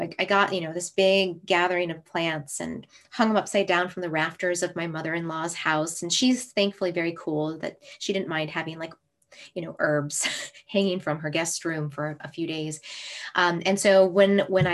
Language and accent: English; Minnesota, United States; moved away; And this is my hometown. I was born in Minnesota.